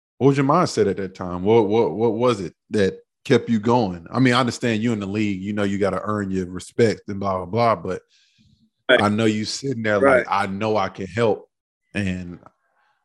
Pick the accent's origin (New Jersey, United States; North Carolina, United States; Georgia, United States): North Carolina, United States; Greensboro; I'm from Greensboro